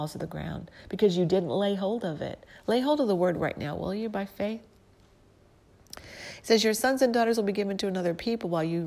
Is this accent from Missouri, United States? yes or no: yes; St. Louis, Missouri, United States; I'm from St. Louis